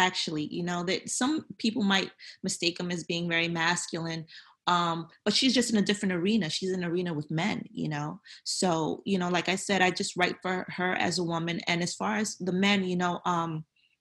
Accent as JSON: {"language": "English", "town": "New York City", "region": "New York", "country": "United States", "tie": "born or raised there", "also_born_or_lived": "Honduras", "said": "I'm from Brooklyn."}